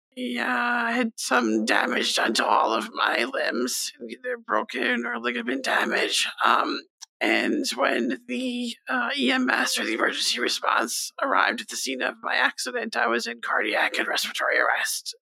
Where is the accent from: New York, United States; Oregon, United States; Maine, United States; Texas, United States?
New York, United States; Stony Brook; also born or lived in Nassau County, New York; this is largely where I grew up. It wasn't where I was born, but definitely where I grew up